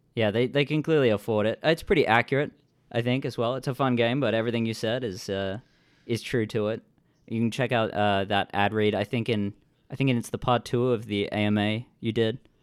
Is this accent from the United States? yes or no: no; Australia; now in Vancouver, Canada; I'm an Australian living in Vancouver